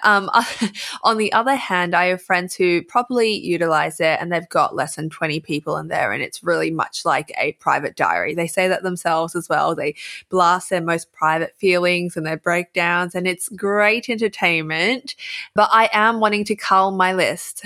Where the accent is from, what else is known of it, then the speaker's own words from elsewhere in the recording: Australia; accent: Aussie; I can feel myself emphasizing my Aussie accent